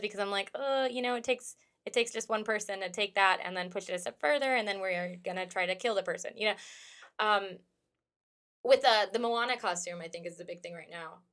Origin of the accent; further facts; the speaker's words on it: United States; I'm an American and I've lived here my whole life